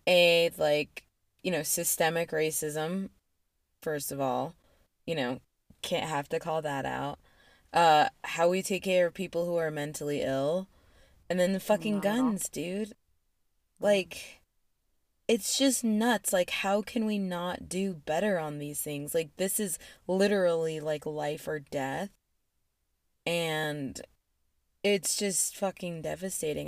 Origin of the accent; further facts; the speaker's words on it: Aurora, Colorado, United States; also born or lived in Boulder, Colorado; I'm from Aurora too, and I lived in Aurora when the theater shooting happened